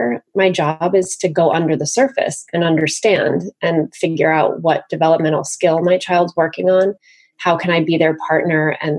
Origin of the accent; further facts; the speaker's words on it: New York, United States; now in Los Angeles, United States; I'm actually from New York as well